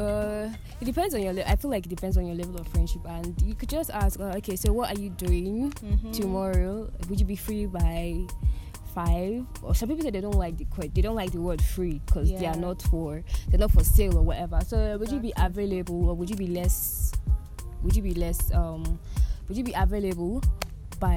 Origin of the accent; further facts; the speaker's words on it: Nigeria; as a Nigerian